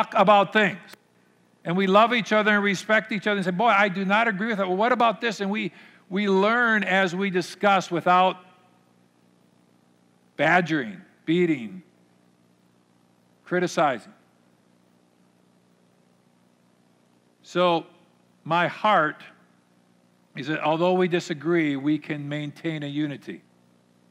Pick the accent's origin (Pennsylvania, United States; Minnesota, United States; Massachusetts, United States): Minnesota, United States; I grew up here in Minnesota, in the Minnesota culture